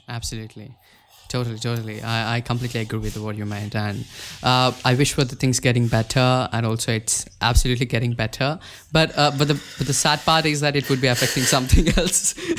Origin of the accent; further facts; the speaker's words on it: India; I'm from India